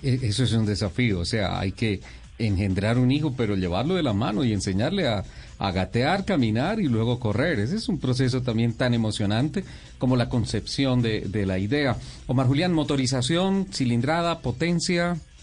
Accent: Colombia; como colombiano

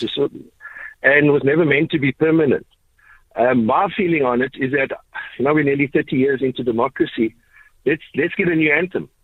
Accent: Ghana; now in Cape Town, South Africa; I'm originally from Ghana

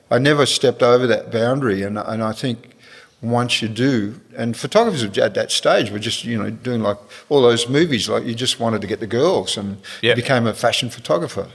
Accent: Perth, Western Australia, Australia; moved away as an adult; I'm from Perth

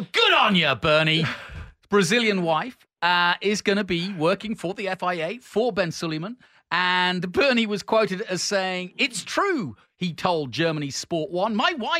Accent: England, United Kingdom; as being an Englishman

